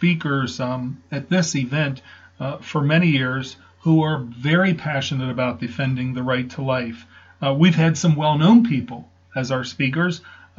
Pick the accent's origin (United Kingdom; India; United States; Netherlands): United States; South Central Pennsylvania; I grew up in South Central Pennsylvania.